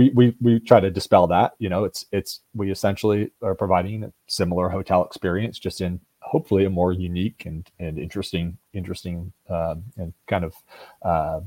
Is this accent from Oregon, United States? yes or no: yes; Oregon, United States; moved away as an adult; also born or lived in Seattle, Washington; now in Opelika, United States; I'm from Oregon originally